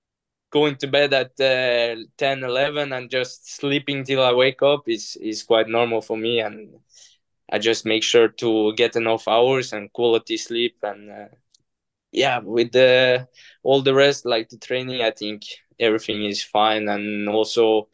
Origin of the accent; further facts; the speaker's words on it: Norway; moved away; coming from Norway, even though it's Europe